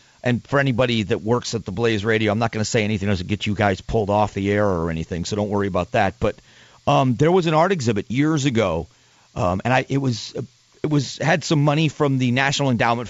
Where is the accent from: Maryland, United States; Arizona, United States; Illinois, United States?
Arizona, United States; including the state I live in, my home state of Arizona.